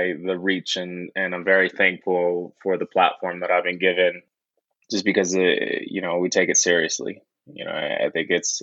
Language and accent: English; San Francisco, California, United States; moved away; also born or lived in Japan; I love growing up in the Bay Area. It's always going to be home